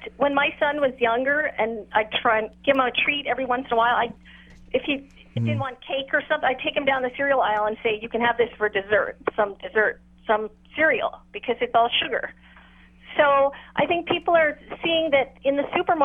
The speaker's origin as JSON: {"language": "English", "region": "New York", "country": "United States", "tie": "born or raised there", "moved": "yes", "said": "how I grew up in New York, we had a small patio"}